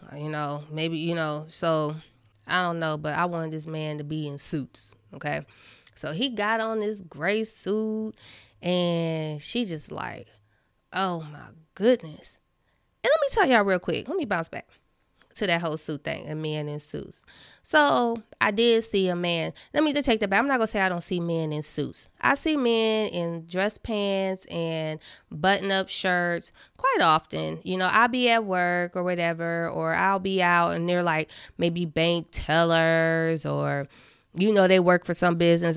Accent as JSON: {"language": "English", "region": "Indiana", "country": "United States", "said": "I'm from Indiana"}